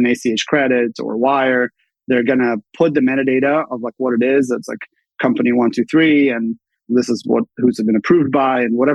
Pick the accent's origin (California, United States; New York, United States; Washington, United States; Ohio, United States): Washington, United States; Redmond; moved away as an adult; also born or lived in Bay Area; I grew up in Redmond, Washington, both my parents were Microsoft